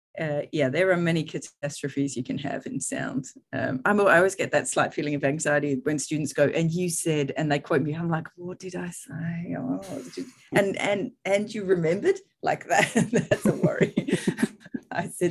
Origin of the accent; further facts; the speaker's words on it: Australia; moved away as an adult; now in United Kingdom; as an Australian